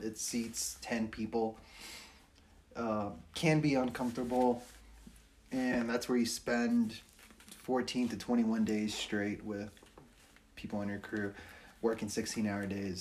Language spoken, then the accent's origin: English; Los Angeles, California, United States; now in Flagstaff, United States; I'm also from Los Angeles